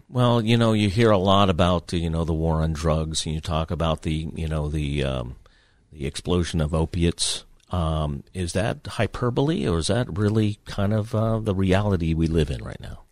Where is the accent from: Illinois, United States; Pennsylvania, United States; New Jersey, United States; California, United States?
Pennsylvania, United States; New Castle; my hometown of Newcastle